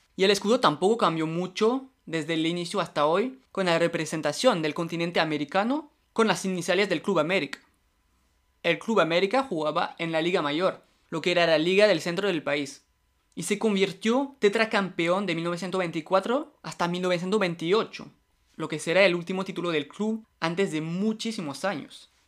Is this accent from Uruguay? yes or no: no; France; yo soy francés